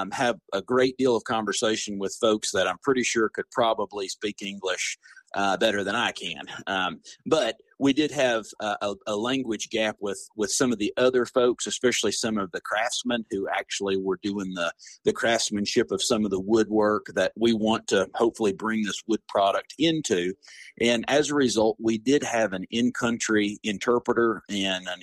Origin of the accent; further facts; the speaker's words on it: East Tennessee, United States; now in West Tennessee, United States; growing up in East Tennessee and now living in West Tennessee